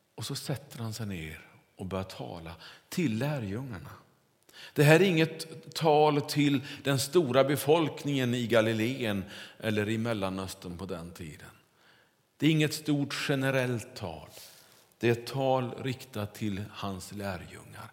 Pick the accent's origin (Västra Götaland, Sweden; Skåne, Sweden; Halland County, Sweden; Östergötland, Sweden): Västra Götaland, Sweden; near Kungälv; Där jag kommer ifrån västkusten så växte man ju upp